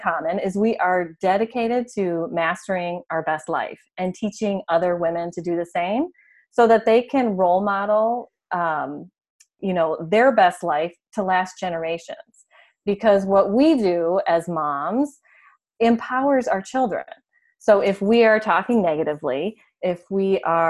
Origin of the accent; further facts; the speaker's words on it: Michigan, United States; also born or lived in California wine country; now in California, United States; I grew up in Michigan, and so I know what snow is all about